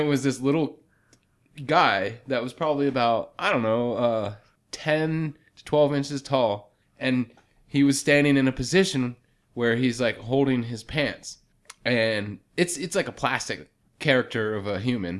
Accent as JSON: {"language": "English", "region": "Pennsylvania", "country": "United States", "accent": "northern", "said": "I'm from Pennsylvania"}